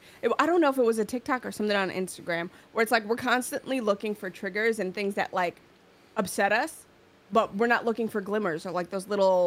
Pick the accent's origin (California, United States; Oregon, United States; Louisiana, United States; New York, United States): New York, United States; I'm from New York